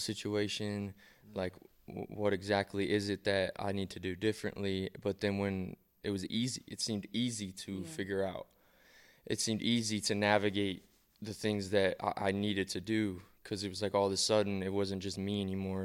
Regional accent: Columbus, Ohio, United States; moved away as an adult; also born or lived in Cleveland, Ohio; now in Las Vegas, United States; I grew up in Columbus, and then I moved to Cleveland for high school

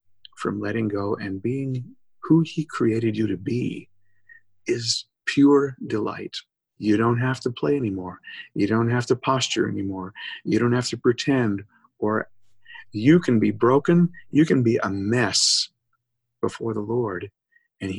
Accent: Minnesota, United States; moved away as an adult; also born or lived in Wisconsin; now in Southern United States; I'm from Minnesota, and I lived in Minnesota and Wisconsin all my life.

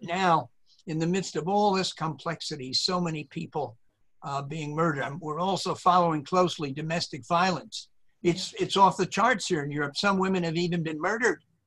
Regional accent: the North, United States; moved away as an adult; I was from the North and I went to the South

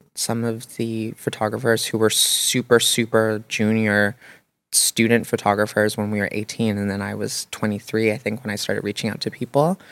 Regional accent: Toronto, Ontario, Canada; growing up in Toronto

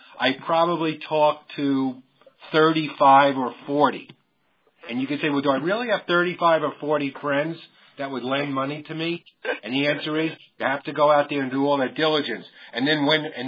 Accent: New York City, New York, United States; I grew up in New York. I was born in Brooklyn

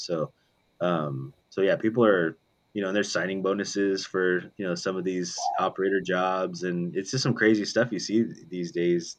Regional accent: Las Vegas, Nevada, United States; That's where I grew up in Vegas

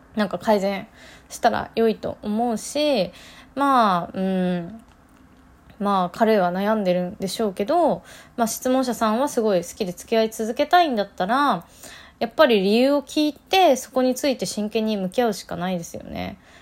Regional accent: Nagano, Japan; moved away; 私地元は長野県です

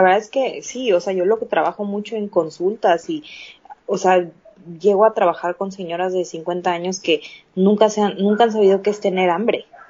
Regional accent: Chiapas, Mexico; also born or lived in Canada; now in Mexico City, Mexico; Soy mexicana, vivo en Ciudad de México, pero soy de, de, Chiapas

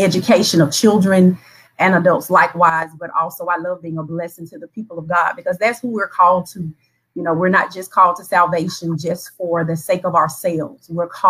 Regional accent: Crawfordville, Georgia, United States; moved away as an adult; now in Thomson, United States; Originally from Crawfordville, Tolliver County. I currently reside in McDuffie County here in Thompson, Georgia.

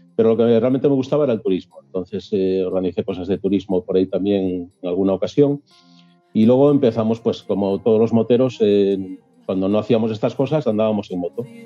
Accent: Gozón, Asturias, Spain; now in Gijón, Spain; soy nacido en Gozón, muy cerquita al Cabo Peñas

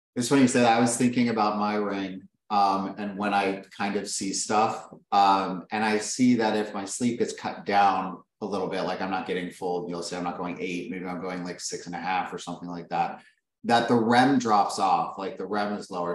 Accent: Las Vegas, Nevada, United States; I grew up in Vegas.

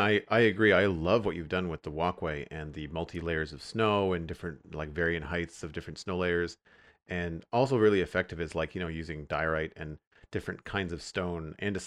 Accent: Canada; I am. Yep.

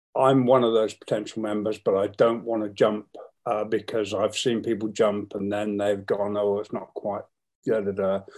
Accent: England, United Kingdom; When people said, Where are you from? I would proudly say I was from England.

